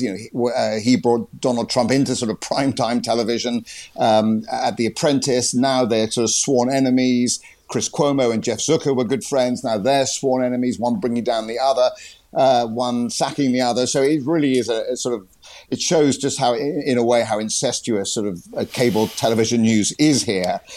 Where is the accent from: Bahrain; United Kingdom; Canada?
United Kingdom; moved away as an adult; now in Washington, United States